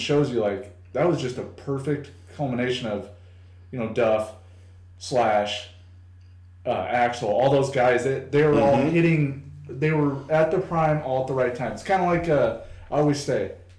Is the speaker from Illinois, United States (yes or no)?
yes; Rock Island, Illinois, United States; I grew up in Rock Island. It's a very mixed bag of mm-hmm. people